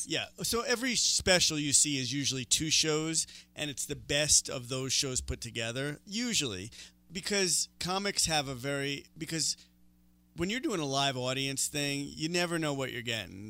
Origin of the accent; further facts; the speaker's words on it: New York City, New York, United States; moved away as an adult; now in Denver, United States; I'm from New York